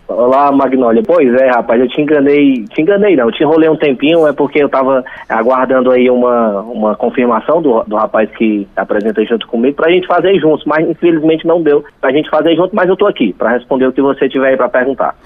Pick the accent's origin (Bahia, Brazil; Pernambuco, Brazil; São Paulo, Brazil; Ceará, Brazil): Ceará, Brazil; Itapipoca; also born or lived in Fortaleza; mas eu nasci em, em, Fortaleza e estou aqui desde 5 anos de idade. Então eu me considero um itapipoquense.